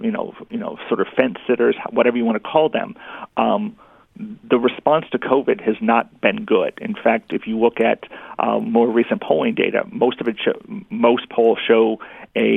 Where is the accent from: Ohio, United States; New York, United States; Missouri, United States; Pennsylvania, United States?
Missouri, United States; St. Louis; now in Kentucky, United States; I grew up in St. Louis.